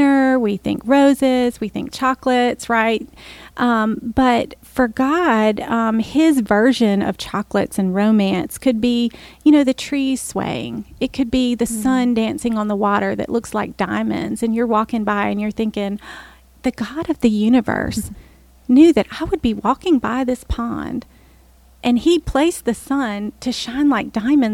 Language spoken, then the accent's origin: English; New Orleans, Louisiana, United States; I'm from New Orleans